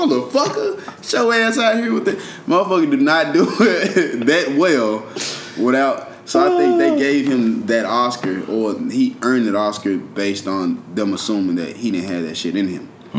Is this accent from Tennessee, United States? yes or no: yes; Memphis, Tennessee, United States; I'm from Memphis, Tennessee.